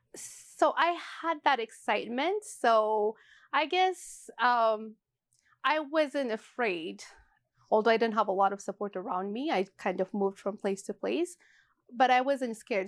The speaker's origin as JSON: {"language": "English", "region": "Addis Ababa", "country": "Ethiopia", "tie": "born or raised there", "moved": "as an adult", "lives_now": "Edmonton, Canada", "said": "growing up in Ethiopia"}